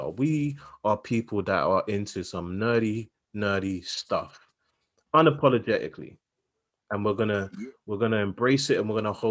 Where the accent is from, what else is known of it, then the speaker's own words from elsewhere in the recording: London, United Kingdom; I grew up in Southeast London, and just because you know a couple words that you know have greater than five syllables, it's like, "Oh my god, you sound so posh."